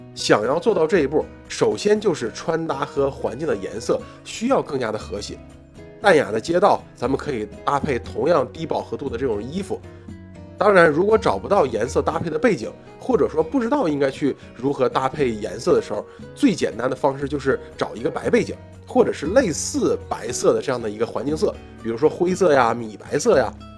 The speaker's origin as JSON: {"language": "Chinese", "country": "China", "said": "毕竟我们是中国人"}